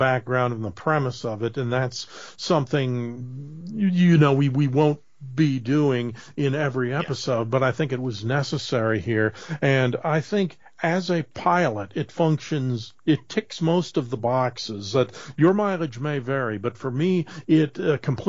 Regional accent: Minnesota, United States; I'm from Minnesota

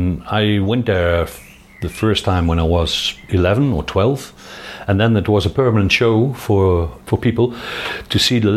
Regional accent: Veldhoven, North Brabant, Netherlands; English is a second language; also born or lived in Roosendaal, Netherlands / Eindhoven, Netherlands; I'm from Roosendaal, which is a city 80 kilometers to the west. My father was also a professional military and he was stationed there. We came to Veldhoven, which is near to Eindhoven, when I was 5 years old.

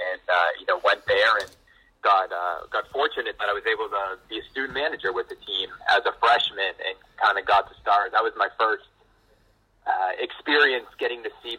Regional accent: Norwood, Massachusetts, United States; I grew up in Norwood, Mass, so about 25 minutes away from D.C.

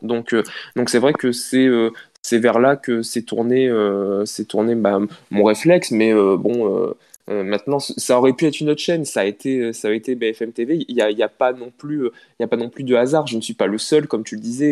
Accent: Picardy, Hauts-de-France, France; en tant que Picard

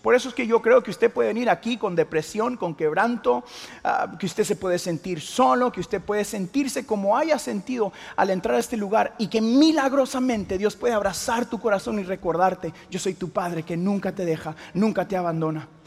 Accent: Houston, Texas, United States; now in The Woodlands, United States; mis ah, papás vinieron de Guatemala y yo nací acá en Houston, Texas

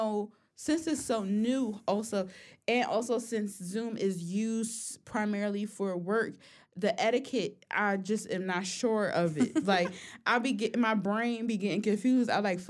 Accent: Philadelphia, Pennsylvania, United States; I'm from Philly.

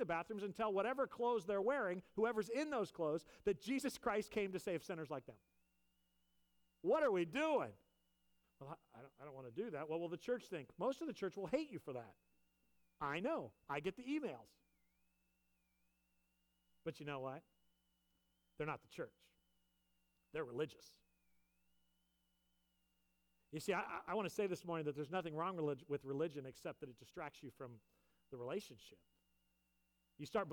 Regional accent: California, United States; moved away; I grew up in California

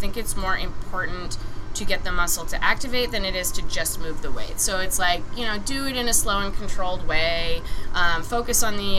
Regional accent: Maine, United States; moved away as an adult; I'm from Maine originally, so I thought it was going to be, like, moving back to my hometown

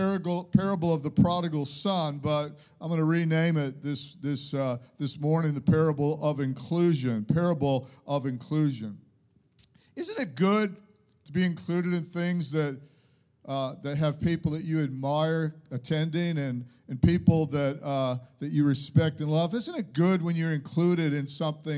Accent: United States; moved away; I went to high school in America

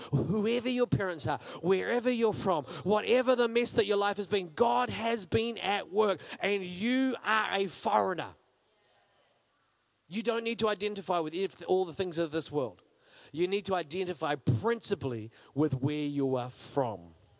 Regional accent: Australia; accent: New Zealand; I grew up, just some of my growing up in Australia, but I was always a New Zealander. Like, we had New Zealand stickers on everything, and people mocked us for our accents, even though I didn't learn to talk in New Zealand. I learned to talk in Australia

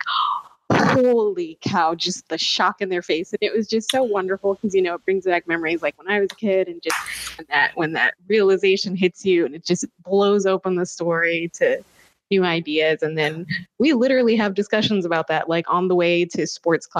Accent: the Bible Belt, United States; I grew up here in the Bible Belt and church was a big deal

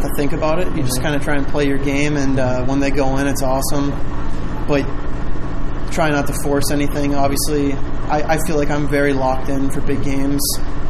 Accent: Illinois, United States; Usually just going to Chicago, but it's really close to home, which is nice.

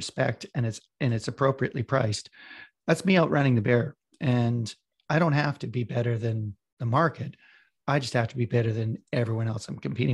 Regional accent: Western Canada, Canada; I'm from Western Canada.

